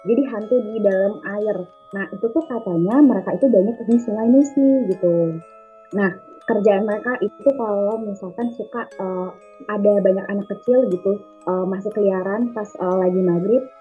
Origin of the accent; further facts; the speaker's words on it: Sleman, Special Region of Yogyakarta, Indonesia; born there; terus aku lahir, bener-bener aku lahir di Sleman di Jogja, terus masih bayi gitu.